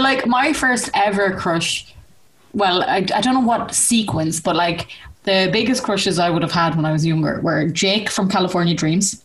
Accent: Ireland; we grew up in Ireland

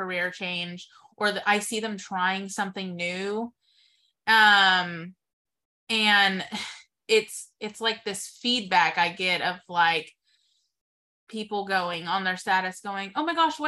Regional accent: Texas, United States; moved away as an adult; also born or lived in Waco, Texas; now in Wichita, United States; I moved here from Texas, and I had only lived in Texas

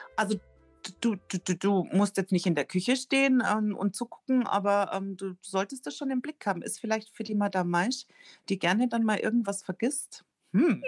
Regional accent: Rosenheim, Bavaria, Germany; Fürstädt ist ein Ortsteil von Rosenheim und ich bin da auch ganz in der Nähe aufgewachsen

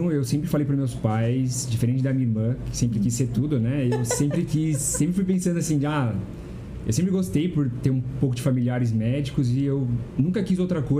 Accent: São Roque, São Paulo, Brazil; born there; Não, eu nasci em São Roque.

